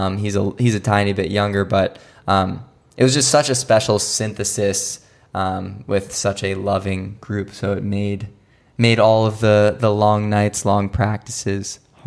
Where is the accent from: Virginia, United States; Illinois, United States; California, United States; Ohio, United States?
Virginia, United States; Arlington; people who I played with sort of growing up in Arlington in the DMV area